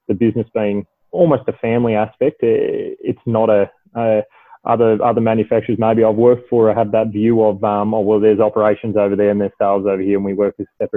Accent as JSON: {"language": "English", "region": "Victoria", "country": "Australia", "tie": "born or raised there", "also_born_or_lived": "Adelaide, South Australia", "said": "I grew up in Adelaide, and I moved over here from my father getting relocated over to Melbourne. So I now reside in Melbourne, and I did my schooling and further education in Victoria"}